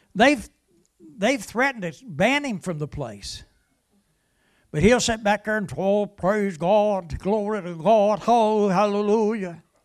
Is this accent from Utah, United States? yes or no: no; West Virginia, United States; I'm from West Virginia